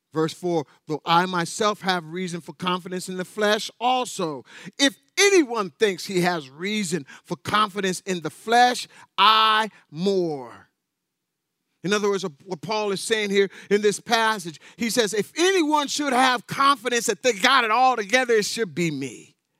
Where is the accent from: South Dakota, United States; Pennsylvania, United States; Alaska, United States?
Alaska, United States; North Pole; I was raised in North Pole, Alaska